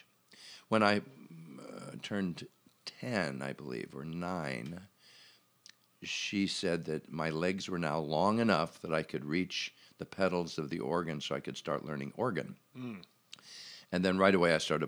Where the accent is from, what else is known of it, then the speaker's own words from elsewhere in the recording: Auburn, Nebraska, United States; I'm from Auburn, Nebraska.